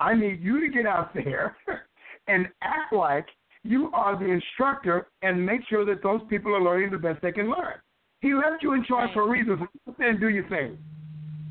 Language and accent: English; West Texas, United States; I grew up in West Texas playing football